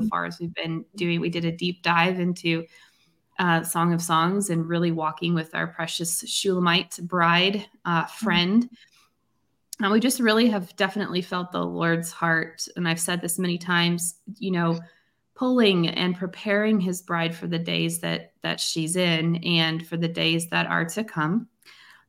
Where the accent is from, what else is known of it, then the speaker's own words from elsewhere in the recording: Tasmania, Australia; I'm from Tasmania in Australia, right down south, beautiful island.